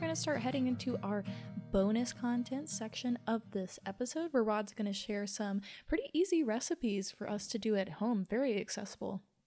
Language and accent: English; Louisiana, United States; moved away; I'm from Louisiana and I have a lot of Cajun roots